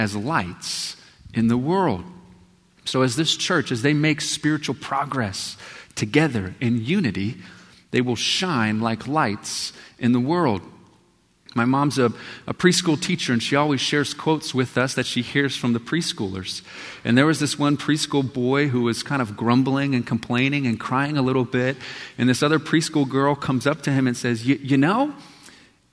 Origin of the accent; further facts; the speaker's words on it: Texas, United States; when I grew up in Texas, every morning we would stand